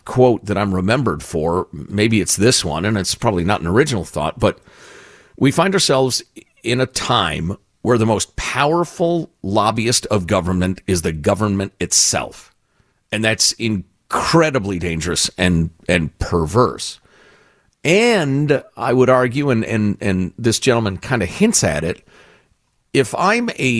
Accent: Chicago, Illinois, United States; moved away; When I grew up in Chicagoland

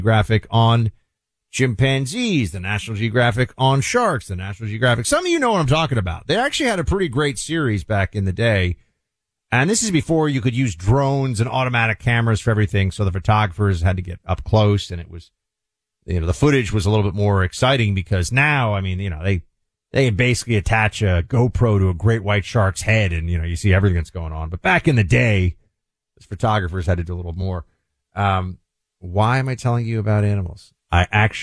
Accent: New York City, New York, United States; moved away as an adult; now in Florida, United States; as a New Yorker, I've spent obviously a ton of time in the Northeast and in New York and DC. Now I live in Florida.

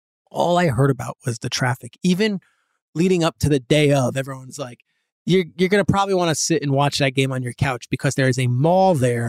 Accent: New Jersey, United States; So, you know, New Jersey, I grew up in Jersey.

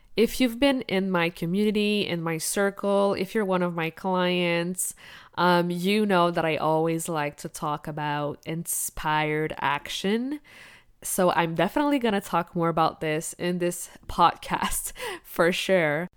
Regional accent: Quebec, Canada; English is a second language; also born or lived in La Romana, Dominican Republic; I was only 1 year old when we moved to Canada to Quebec, the French part of the country. I grew up learning French at school.

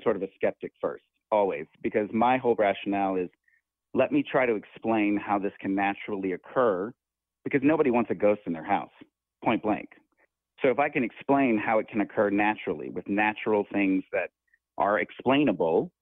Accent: Muscle Shoals, Alabama, United States; I grew up in Muscle Shoals, Alabama. I born and raised in the South.

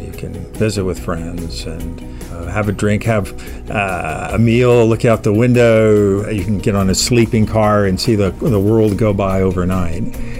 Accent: Tampa, Florida, United States; growing up in Tampa, Florida, with deep roots in Atlanta

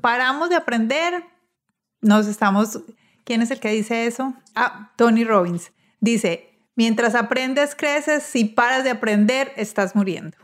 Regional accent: Medellín, Antioquia, Colombia; los que estamos, vivimos y este, crecimos en Medellín

